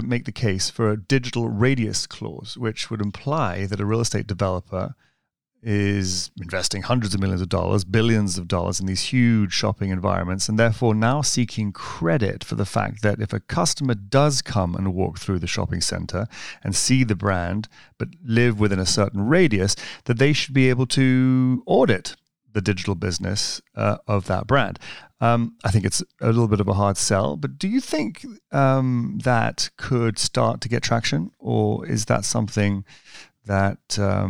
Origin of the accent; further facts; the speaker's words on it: United States; I'm American, even though I don't sound it